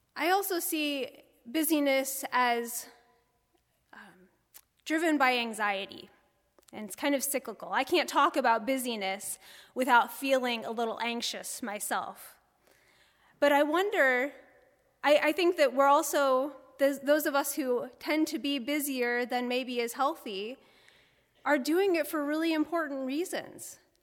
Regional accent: Bloomington, United States; moved away as an adult; also born or lived in New Hampshire / Chicago, Illinois / Chattanooga, Tennessee; I grew up outside of Bloomington

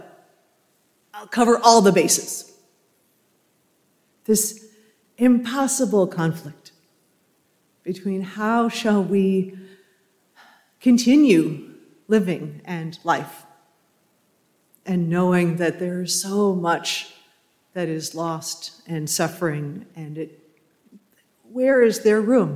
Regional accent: New England, United States; as I was growing up in New England

